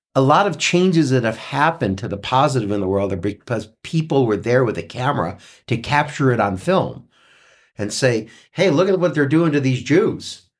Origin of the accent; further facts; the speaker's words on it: Cleveland, Ohio, United States; now in Mariposa, United States; I, I grew up in Cleveland